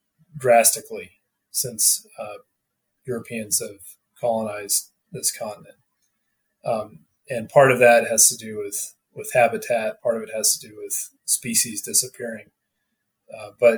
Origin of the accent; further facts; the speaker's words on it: Northwest Arkansas, United States; now in Colorado, United States; I grew up in Arkansas, Northwest Arkansas